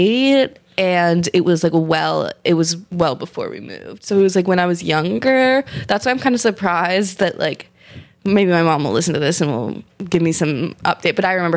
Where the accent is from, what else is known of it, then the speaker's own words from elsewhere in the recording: New York City, New York, United States; So I grew up on the Carroll Street station.